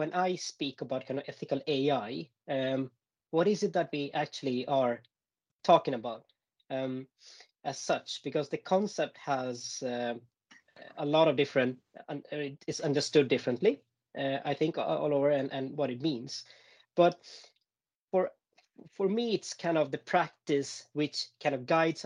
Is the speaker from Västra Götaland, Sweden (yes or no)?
yes; Gothenburg, Västra Götaland, Sweden; now in Stockholm, Sweden; born and raised in Gothenburg